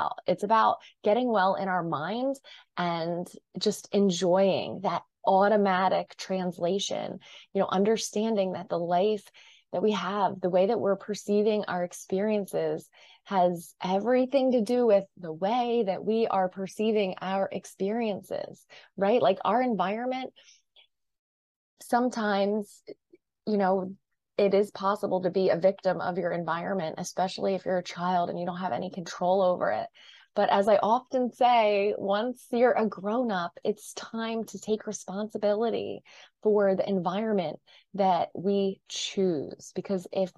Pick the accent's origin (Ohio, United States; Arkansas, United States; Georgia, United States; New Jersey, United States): New Jersey, United States; I'm from New Jersey. I kind of live at the Jersey Shore